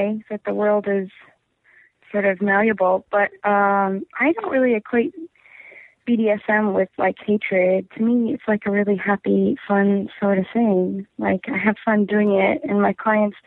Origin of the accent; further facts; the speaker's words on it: Golden Valley, Minnesota, United States; I'm from Minnesota. I'm from like a first ring suburb of Minneapolis